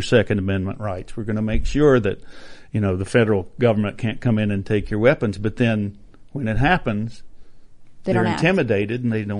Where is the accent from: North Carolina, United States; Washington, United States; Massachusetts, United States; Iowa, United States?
North Carolina, United States; North Carolina.